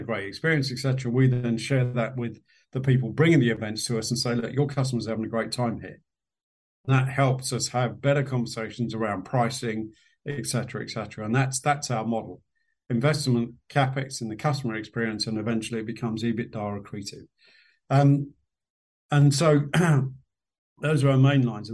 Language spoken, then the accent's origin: English; London, United Kingdom; We lived in a part of West London. I was born in West London.